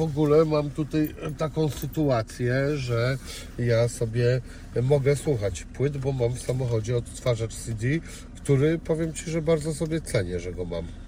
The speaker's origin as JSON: {"language": "Polish", "town": "Szczecin", "region": "West Pomeranian Voivodeship", "country": "Poland", "said": "jestem ze Szczecina"}